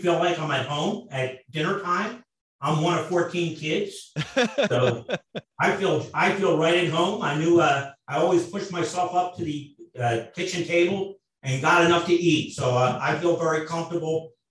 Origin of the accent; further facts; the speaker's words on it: Delaware County, Pennsylvania, United States; I am born and raised in Pennsylvania, a Delaware County resident.